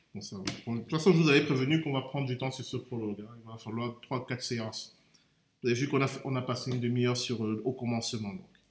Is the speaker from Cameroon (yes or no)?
yes; Cameroon; moved away; j'ai grandi au Cameroun